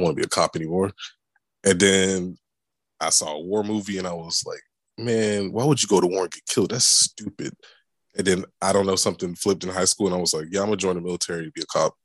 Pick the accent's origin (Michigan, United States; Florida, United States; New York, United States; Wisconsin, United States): Florida, United States; Tampa; also born or lived in Japan / Korea / Washington, D.C. area; I grew up in Tampa. I'm a Florida boy. Grew up in Tampa, born and raised